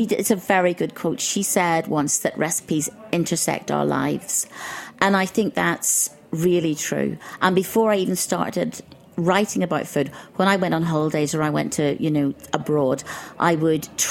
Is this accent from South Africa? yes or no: no; Ireland; I grew up in Ireland